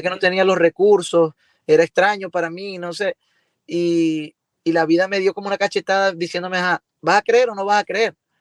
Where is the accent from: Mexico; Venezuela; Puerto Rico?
Venezuela; moved away as an adult; now in Miami, United States; aquí en Venezuela